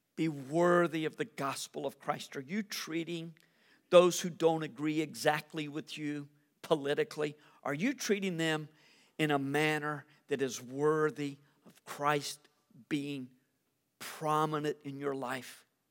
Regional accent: United States; As an American

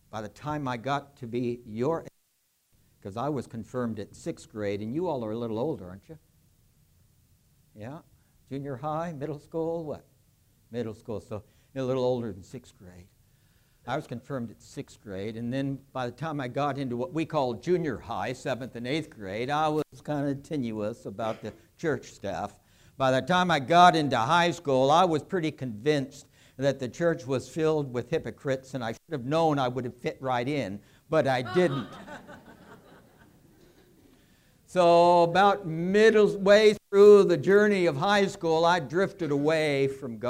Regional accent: California, United States; where I grew up in California

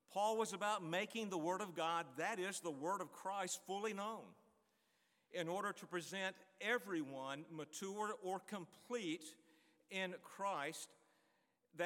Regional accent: Greensboro, North Carolina, United States; Greensboro, North Carolina, my hometown

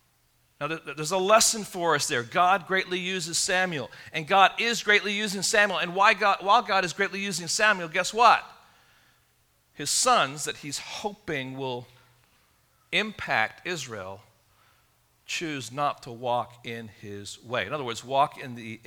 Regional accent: England, United Kingdom; growing up in England

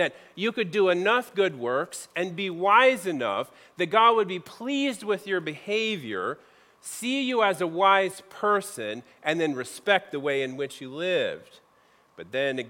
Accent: Midwest, United States; moved away as an adult; I grew up in the Midwest

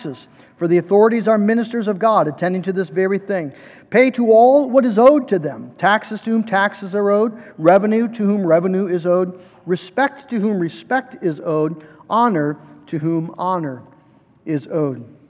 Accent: United States; we as American Christians

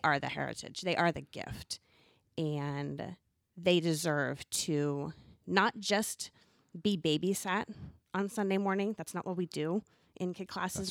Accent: Southern California, United States; moved away; I was born and raised in Southern California

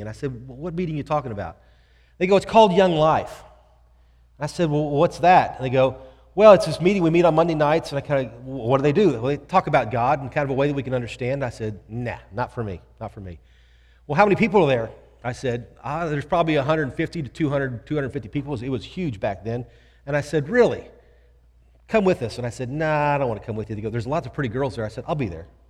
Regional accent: Houston, Texas, United States; I grew up here in Houston

